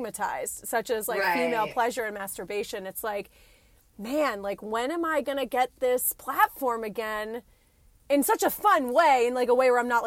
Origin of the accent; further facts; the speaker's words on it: New Jersey, United States; moved away; I'm from New Jersey